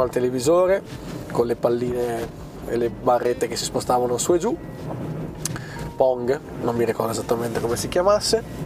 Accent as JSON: {"language": "Italian", "town": "Bolzano", "region": "Trentino-Alto Adige", "country": "Italy", "said": "sono di Bolzano"}